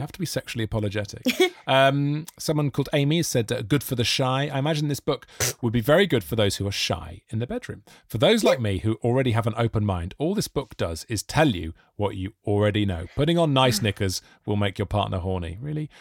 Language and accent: English; Monmouth, Wales, United Kingdom; I grew up in Monmouth in South Wales